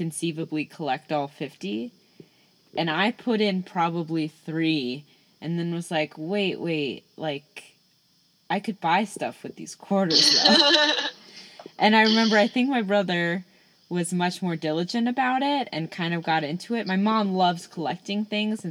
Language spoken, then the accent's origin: English; New York City, New York, United States; I'm from Brooklyn.